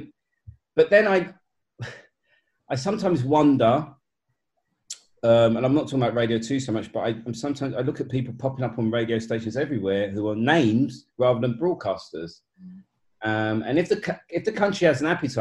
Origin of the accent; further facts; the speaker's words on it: London, United Kingdom; We grew up in Hackney